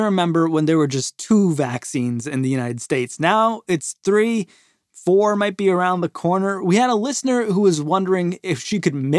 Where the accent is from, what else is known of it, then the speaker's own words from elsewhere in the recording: Toronto, Ontario, Canada; my hometown of Toronto, Canada.